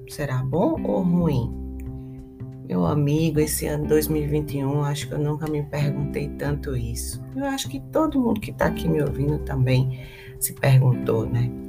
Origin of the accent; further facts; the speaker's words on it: Brazil; países de tradição colonial, como o nosso